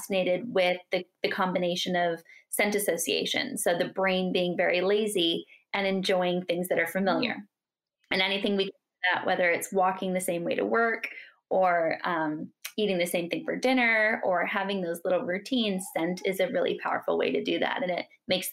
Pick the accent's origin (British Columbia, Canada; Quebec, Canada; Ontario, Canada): British Columbia, Canada; Metchosin; we grew up in Canada on an island off the coast of Vancouver called Vancouver Island